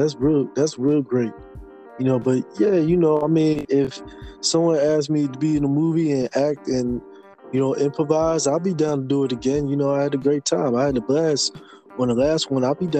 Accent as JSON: {"language": "English", "town": "Philadelphia", "region": "Pennsylvania", "country": "United States", "tie": "born or raised there", "moved": "yes", "said": "living in Philly, born and raised there."}